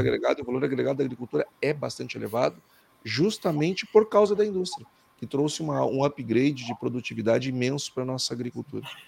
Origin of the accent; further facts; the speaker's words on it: Brazil; Eu, como brasileiro